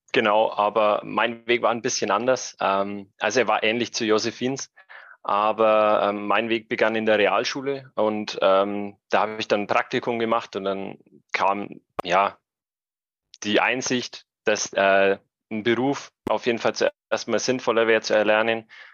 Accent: Middle Franconia, Brombachsee, Bavaria, Germany; Ich komme ursprünglich aus dem wunderschönen Mittelfranken vom Brombachsee

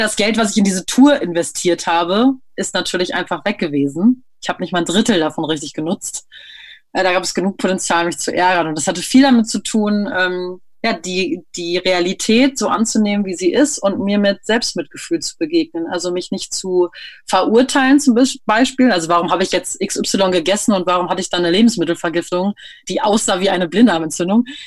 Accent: near Münster, North Rhine-Westphalia, Germany; moved away; also born or lived in Berlin; Ich komme eigentlich aus der Nähe von Münster.

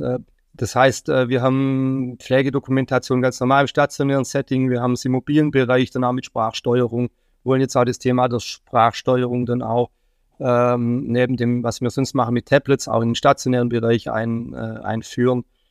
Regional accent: Baden-Württemberg, Germany; now in Mainz, Germany; ich komme ursprünglich aus Baden-Württemberg

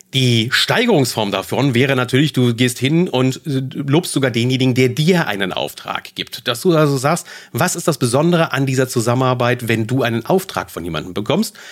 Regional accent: Germany; bei uns in Deutschland

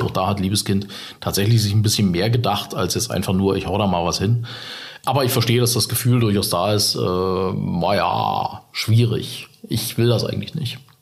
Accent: Saxony, Germany; accent: Saxon; moved away; ich bin tatsächlich in Sachsen geboren

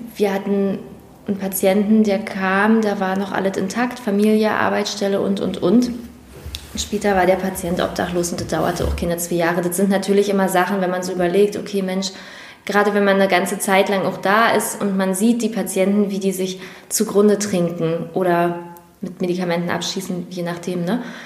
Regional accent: Prignitz, Brandenburg, Germany; ich nicht in Schwerin wohne und auch da nicht aufgewachsen bin, sondern dass meine Heimat und mein Zuhause nochmal eine Stunde weg ist. Aber ähm, dennoch, Mecklenburg und Prignitz liegen nicht weit voneinander entfernt

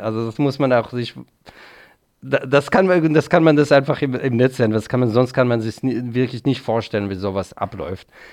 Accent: Israel; now in Germany; in der Nähe, wo ich aufgewachsen bin

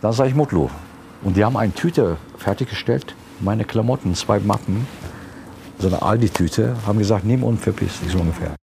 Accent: Turkey; now in Germany; Ich bin Türke

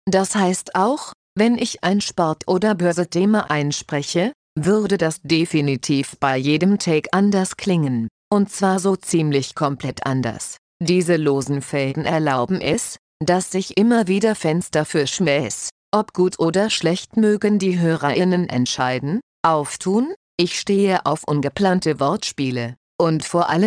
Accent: Austria; es darf schon durchaus okay sein, wenn man als Österreicher halt rot-weiß-rot die Daumen drückt.

